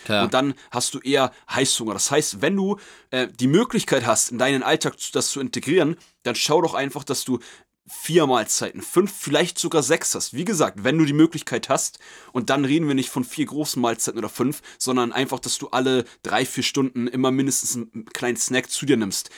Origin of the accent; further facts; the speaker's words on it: Germany; wir sind Deutsche